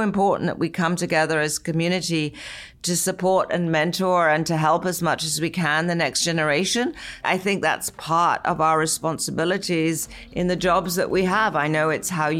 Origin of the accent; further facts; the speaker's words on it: England, United Kingdom; moved away as an adult; now in United States; growing up in England